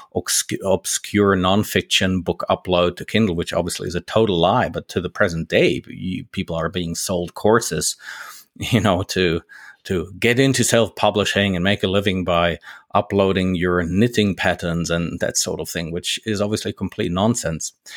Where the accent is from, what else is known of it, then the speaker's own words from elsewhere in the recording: Germany; moved away as an adult; now in Switzerland; I'm based in Switzerland now. I'm, I'm a native German. You know, I grew up in Germany.